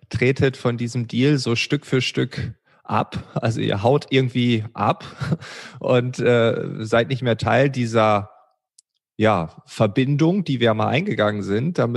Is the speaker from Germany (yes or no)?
yes; Lower Saxony, Germany; Und ich komme ja noch äh, gebürtig aus Ostfriesland und ich kann mich noch an die Butterfahrten erinnern